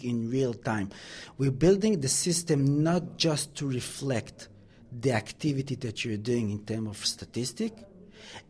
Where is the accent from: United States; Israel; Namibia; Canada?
Israel; moved away as an adult; now in London, United Kingdom; Israel, with all due respect to my country